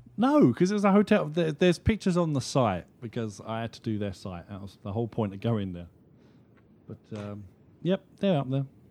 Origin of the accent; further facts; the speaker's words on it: United Kingdom; being a Brit